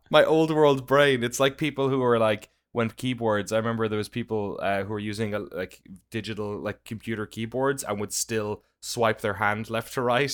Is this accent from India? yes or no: no; Ireland; now in United States; as an Irish guy.